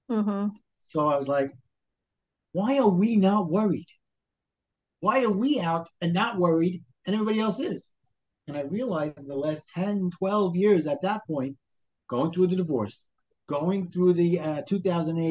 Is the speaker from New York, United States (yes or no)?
yes; New York City, New York, United States; accent: Brooklyn; moved away as an adult; also born or lived in New Jersey; now in Brooklyn, United States; I grew up in Brooklyn.